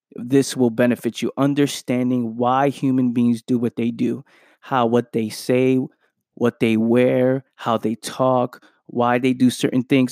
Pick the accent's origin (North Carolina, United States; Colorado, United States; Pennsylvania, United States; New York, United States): New York, United States; New York City; as a kid growing up in the Bronx